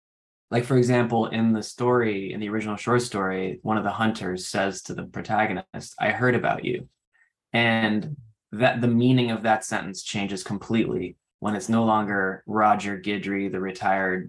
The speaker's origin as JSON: {"language": "English", "region": "New Hampshire", "country": "United States", "moved": "yes", "said": "I'm from New Hampshire originally"}